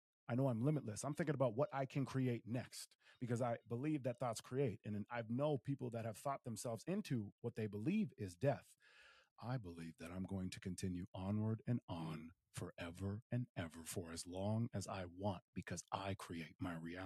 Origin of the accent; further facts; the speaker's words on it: Willmar, Minnesota, United States; moved away; Wilmer, Minnesota, in my hometown.